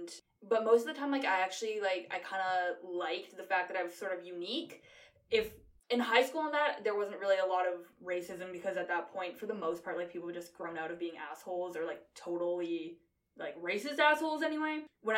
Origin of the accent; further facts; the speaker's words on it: near Toronto, Ontario, Canada; also born or lived in Yiyang, Hunan, China; I was raised in Ontario, really close to Toronto in the GTA, in primarily white neighborhoods and schools.